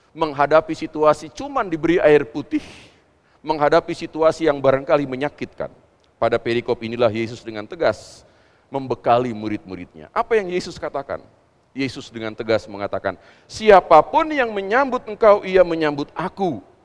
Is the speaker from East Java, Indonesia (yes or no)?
no; West Java, Indonesia; kita kan orang Jawa Barat